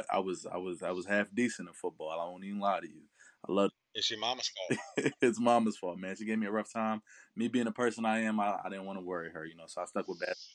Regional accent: Pennsylvania, United States; I'm from Pennsylvania.

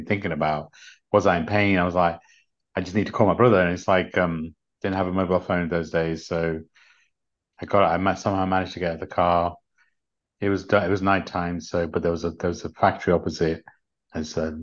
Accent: Leicester, East Midlands, United Kingdom; accent: English; also born or lived in London; I grew up in London, in the UK. Actually, I grew up in an area called Leicester in the UK

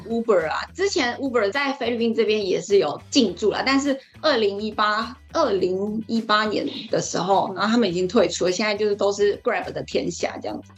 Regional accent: Taiwan; 我们在台湾讲闽南语

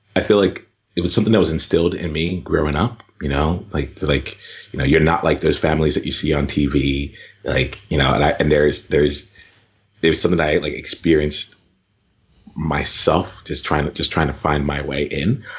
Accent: Camden, New Jersey, United States; I grew up in right outside of Camden, New Jersey

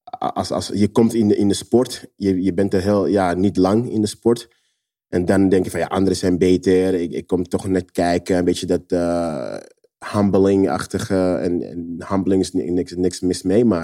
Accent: Netherlands; als kind in Nederland ehm, ging ik heel vaak in, in de vuilnisbak dingen pakken.

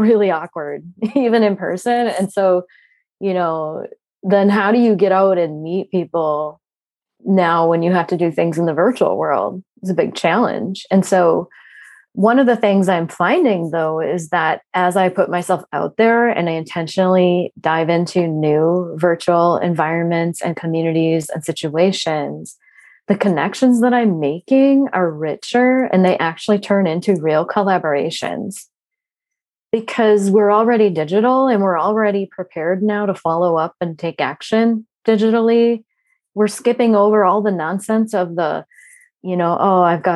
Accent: Minnesota, United States; I'm from Minnesota

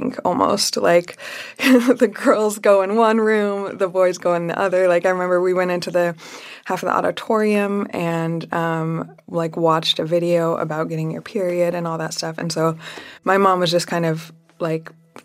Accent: Salt Lake City, Utah, United States; I grew up in Salt Lake City, Utah.

